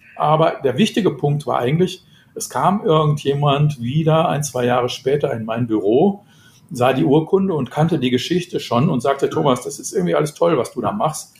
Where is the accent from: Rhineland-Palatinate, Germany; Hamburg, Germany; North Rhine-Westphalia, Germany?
North Rhine-Westphalia, Germany; Dortmund; ich bin im Süden Dortmunds groß geworden